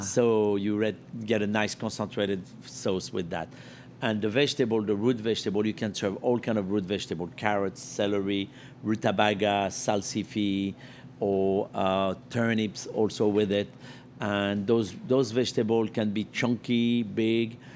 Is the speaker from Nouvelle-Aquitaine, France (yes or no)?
no; Lyon, Auvergne-Rhône-Alpes, France; English is a second language; now in New York, United States; Lyon, my hometown, where I learned to make my first apple tart